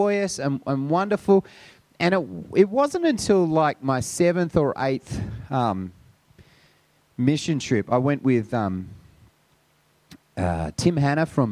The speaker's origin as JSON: {"language": "English", "town": "Sydney", "region": "New South Wales", "country": "Australia", "tie": "born or raised there", "said": "I grew up on the North Shore. I grew up in St. Ives back in the day when everyone had a toilet."}